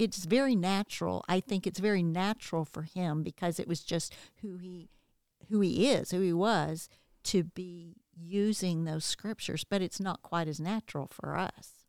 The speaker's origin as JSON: {"language": "English", "region": "the South", "country": "United States", "tie": "born or raised there", "said": "growing up in the South"}